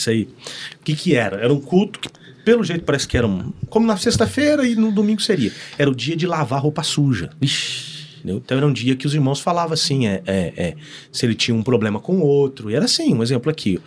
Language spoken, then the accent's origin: Portuguese; Santo Antônio da Platina, Paraná, Brazil; moved away as an adult; now in Londrina, Brazil; eu sou um londrinense platinense